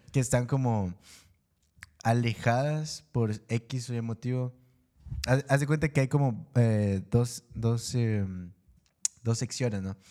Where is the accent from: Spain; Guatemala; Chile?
Guatemala; moved away; yo soy de Guatemala. Y la, cuando yo me vine acá